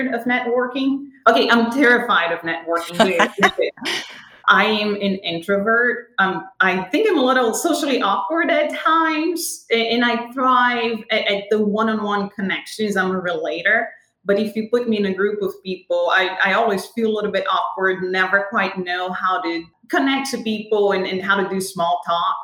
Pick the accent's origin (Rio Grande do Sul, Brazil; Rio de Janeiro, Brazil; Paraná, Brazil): Rio de Janeiro, Brazil; moved away as an adult; now in United States; as a born and raised Brazilian